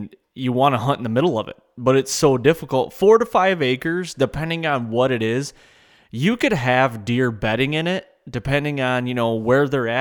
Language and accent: English; Michigan, United States; I was born and raised here in Michigan